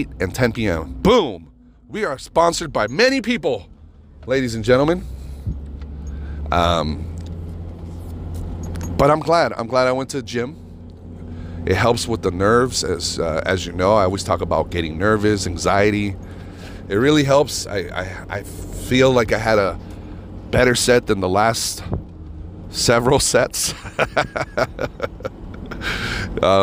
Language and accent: English; United States; I'm an American.